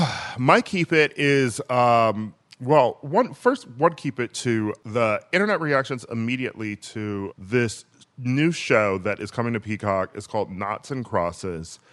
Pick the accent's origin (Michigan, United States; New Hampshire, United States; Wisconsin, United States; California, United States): Wisconsin, United States; my home state of Wisconsin